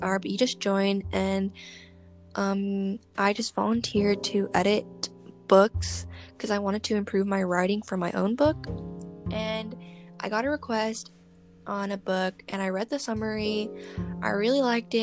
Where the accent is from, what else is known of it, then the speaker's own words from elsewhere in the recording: California, United States; I'm from the West Coast, from the US, California